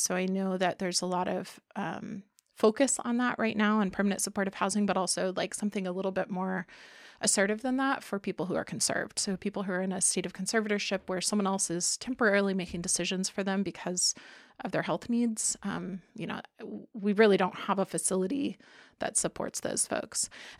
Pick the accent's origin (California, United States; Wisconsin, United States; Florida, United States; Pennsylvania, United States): Florida, United States; Miami; Yeah, I was born in Miami, so to an Air Force family. And so we mostly lived in Florida, close to Air Force bases.